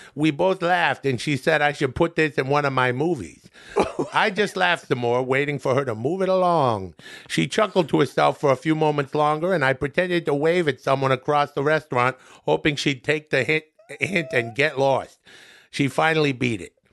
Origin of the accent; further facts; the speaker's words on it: Canada; now in United States; I'm from Canada, where society is just a little bit different than it is here.